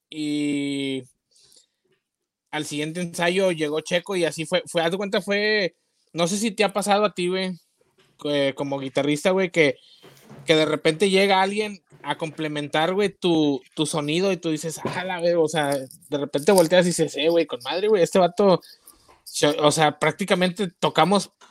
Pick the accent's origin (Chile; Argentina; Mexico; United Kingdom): Mexico; Nuevo Laredo, Tamaulipas; also born or lived in Toluca / Mexico City / Monterrey; now in United States; sí soy mexicano